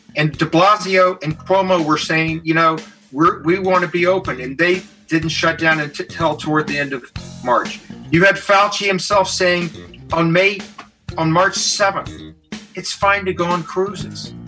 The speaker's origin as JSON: {"language": "English", "region": "the South", "country": "United States", "said": "I'm from the South"}